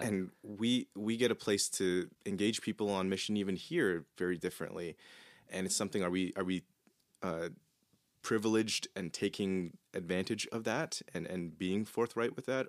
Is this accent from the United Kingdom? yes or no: no; Canada; my privilege of being Canadian